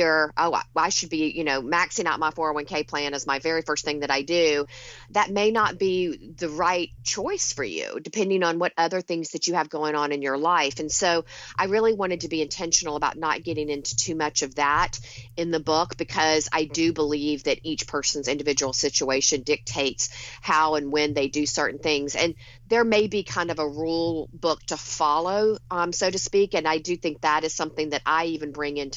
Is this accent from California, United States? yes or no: no; Rome, Georgia, United States; now in Long Island, New York, United States; my hometown in Rome, Georgia